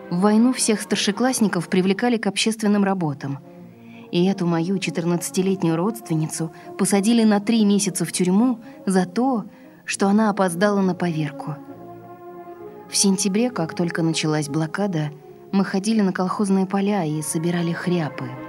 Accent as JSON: {"language": "Russian", "region": "Saint Petersburg", "country": "Russia", "tie": "born or raised there", "said": "Я родилась в Ленинграде. Родители мои тоже родились в Ленинграде. Потомственная ленинградка, так сказать."}